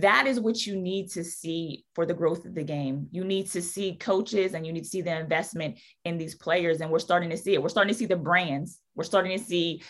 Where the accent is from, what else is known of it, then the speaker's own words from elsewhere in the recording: outside of Pittsburgh, Pennsylvania, United States; now in New Orleans, United States; growing up in Pittsburgh, outside of Pittsburgh, it was always about having that hard hat